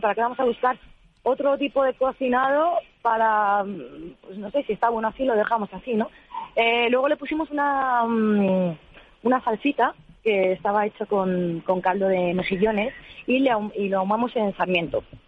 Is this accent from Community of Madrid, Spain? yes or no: yes; San Lorenzo de El Escorial, Community of Madrid, Spain; nosotros somos de San Lorenzo del Escorial, de, la Sierra de Madrid, de la Sierra Oeste